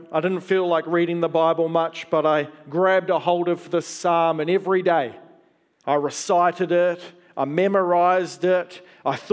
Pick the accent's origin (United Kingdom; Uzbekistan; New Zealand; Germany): New Zealand; also born or lived in Australia; I grew up partly in Australia and partly in New Zealand.